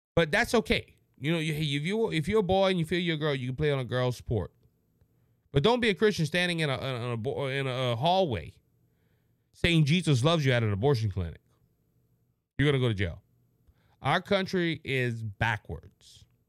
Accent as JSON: {"language": "English", "area": "Cajun", "region": "Louisiana", "country": "United States", "said": "I'm a Southerner, I'm a Cajun"}